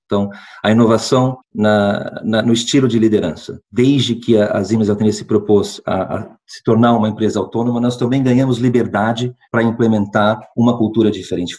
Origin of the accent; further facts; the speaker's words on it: interior of São Paulo, Brazil; moved away as an adult; also born or lived in Brasília, Brazil / United States / Lisbon, Portugal; now in Porto, Portugal; nasci em Brasília, Brasil, uh, mas cresci no interior de São Paulo